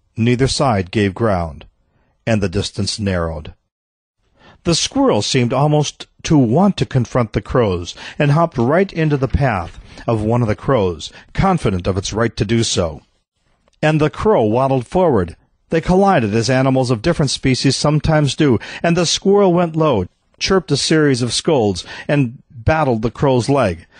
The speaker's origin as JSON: {"language": "English", "region": "Midwest", "country": "United States", "tie": "born or raised there", "said": "I grew up in the Midwest where squirrels were residents."}